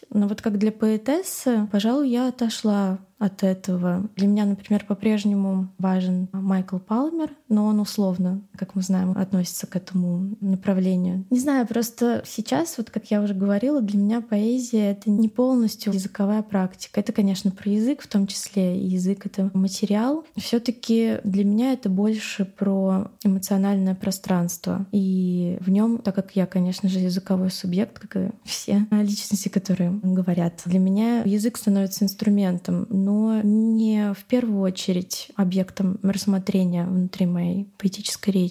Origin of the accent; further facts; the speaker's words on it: Moscow, Russia; Я на самом деле выросла в этом городе. Я выросла на Новокузнецкой улице, то есть в центре, и очень сильно любила этот район